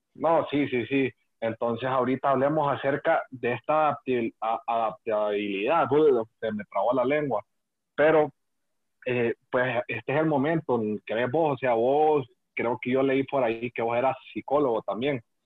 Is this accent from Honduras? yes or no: yes; Honduras; Nosotros como hondureños